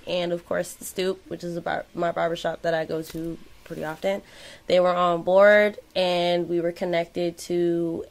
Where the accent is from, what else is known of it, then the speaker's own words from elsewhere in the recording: New York City, New York, United States; I'm from Flatbush, born and raised.